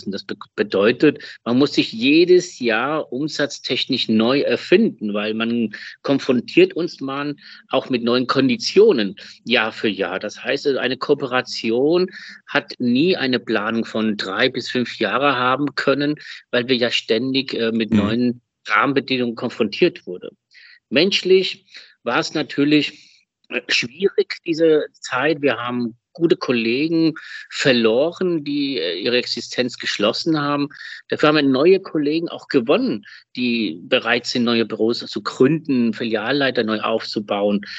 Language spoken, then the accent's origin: German; Germany; also born or lived in Spain; ich bin ja sehr deutsch-spanisch, spanisch-deutsch, also das kann man da so nennen, wie man will. Ich bin in Spanien geboren in Deutschland aufgewachsen.